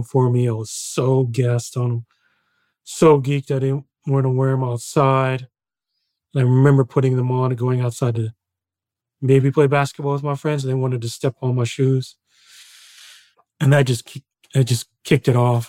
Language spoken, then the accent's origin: English; Illinois, United States; growing up in the Midwest